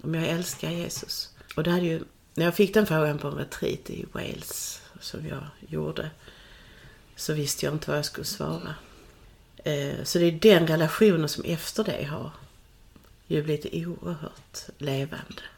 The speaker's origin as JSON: {"language": "Swedish", "region": "Skåne", "country": "Sweden", "tie": "born or raised there", "said": "jag är då född här på Österlen i en äppleodling"}